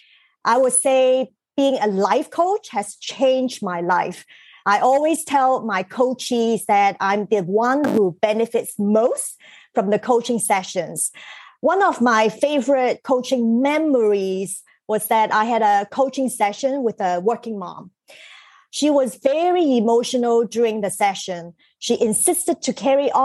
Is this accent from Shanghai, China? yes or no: yes; Shanghai, China; I was born in Shanghai